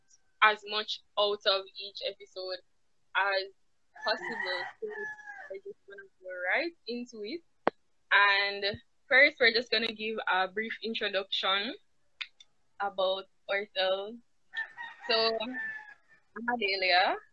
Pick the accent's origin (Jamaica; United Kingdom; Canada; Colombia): Jamaica; I'm from Jamaica.